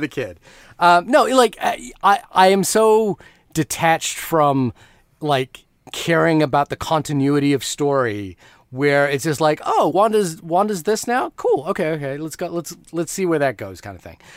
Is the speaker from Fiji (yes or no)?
yes; Fiji; moved away; When I grew up in Fiji, I talk about, like, getting, having to get coconuts from the tree behind the house